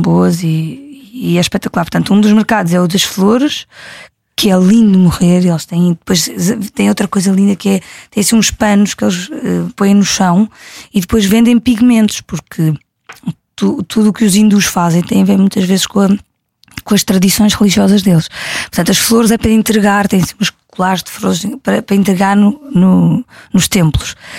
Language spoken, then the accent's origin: Portuguese; Algarve, Portugal; vi muitas vezes em criança no Algarve